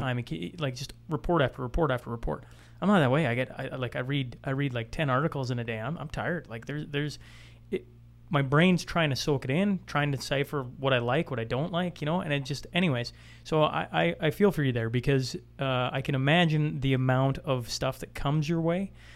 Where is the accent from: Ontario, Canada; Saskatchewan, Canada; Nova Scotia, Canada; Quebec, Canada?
Saskatchewan, Canada; now in Alberta, Canada; I'm an Albertan, born and raised in Saskatchewan, now living in Alberta